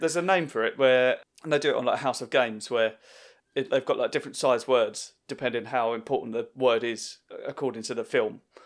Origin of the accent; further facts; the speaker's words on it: Southend-on-Sea, East of England, United Kingdom; he's actually from the same town as me.